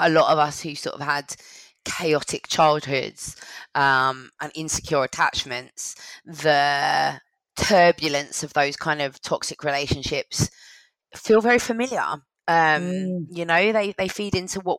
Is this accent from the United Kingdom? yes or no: yes; London, United Kingdom; I grew up in London